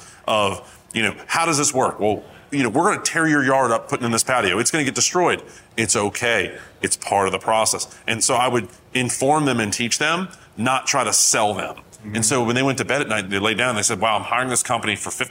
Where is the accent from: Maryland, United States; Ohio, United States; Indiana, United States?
Maryland, United States; I'm from Maryland.